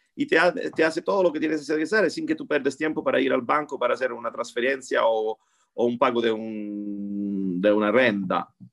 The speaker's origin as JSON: {"language": "Spanish", "country": "Italy", "second_language": "Spanish", "said": "soy italiano"}